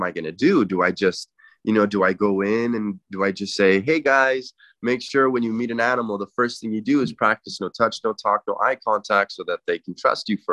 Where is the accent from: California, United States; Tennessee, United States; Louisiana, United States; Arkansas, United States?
California, United States; Inglewood; also born or lived in Santa Clarita / Encino; I grew up in Inglewood